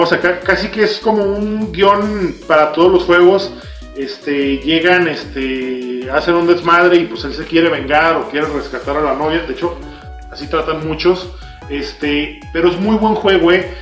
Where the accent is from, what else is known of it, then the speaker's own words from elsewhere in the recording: Mexico; como cultura mexicana